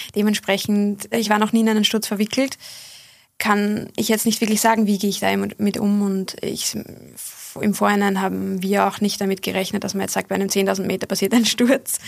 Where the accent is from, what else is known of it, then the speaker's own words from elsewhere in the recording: Bad Fischau-Brunn, Lower Austria, Austria; Ich habe mit sieben oder acht Jahren begonnen in meiner Heimatgemeinde Bad Fischerbrunn